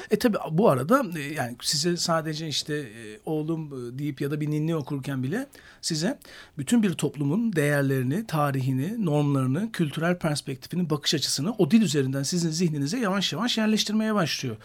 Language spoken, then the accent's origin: Turkish; Edirne, Turkey; 1973 Edirne doğumluyum